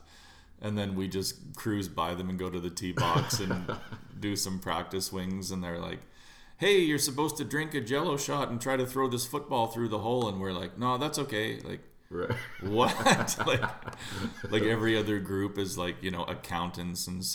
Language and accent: English; Fort Saskatchewan, Alberta, Canada; I'm from Fort Saskatchewan, Alberta.